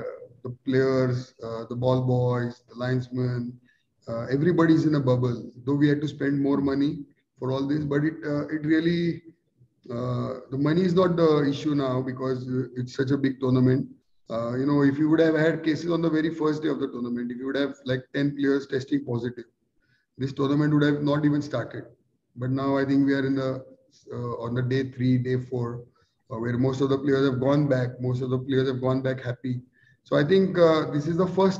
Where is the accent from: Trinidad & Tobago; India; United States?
India; as an Indian